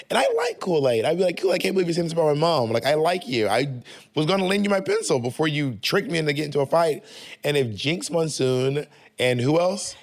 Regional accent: the South, United States; I'm from the South

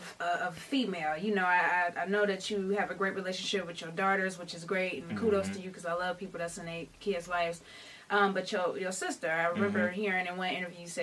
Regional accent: Ohio, United States; I'm from Ohio

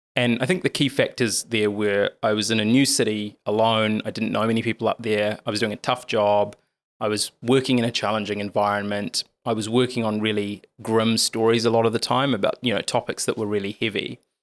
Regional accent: Lower Hutt, Wellington, New Zealand; I was born and raised in Lower Hutt

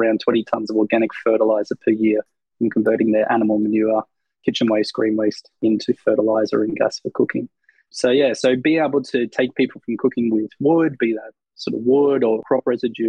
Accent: Australia; I'm an Australian

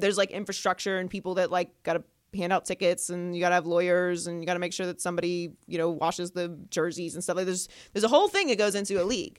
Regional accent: Pittsburgh, Pennsylvania, United States; moved away; I grew up in Pittsburgh, Pennsylvania

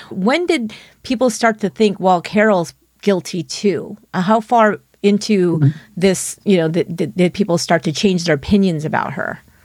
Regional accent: San Francisco Bay Area, California, United States; my hometown, which is a very small town here in, in the San Francisco Bay Area

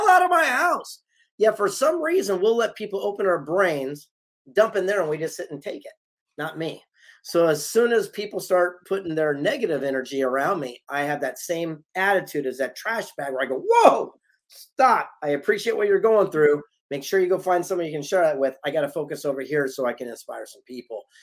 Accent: San Diego, California, United States; I'm from San Diego

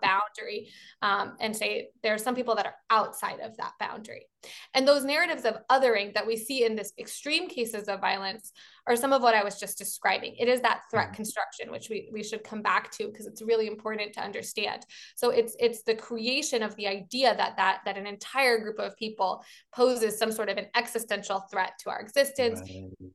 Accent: Baltimore, Maryland, United States; I'm from Baltimore, so I'm a Baltimorean

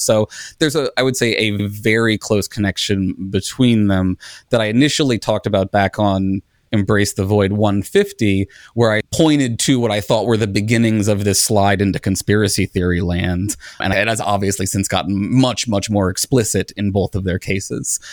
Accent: United States; as an American

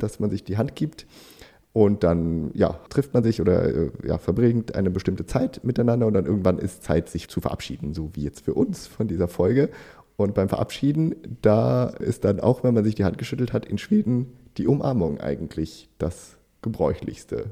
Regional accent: Germany; als Deutscher

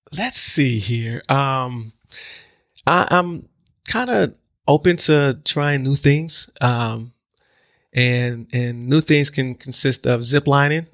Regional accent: Milwaukee, Wisconsin, United States; born and raised in Milwaukee, um, Milwaukee, Wisconsin

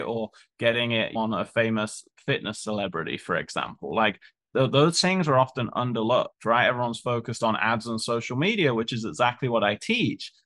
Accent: United Kingdom; moved away; we're both British.

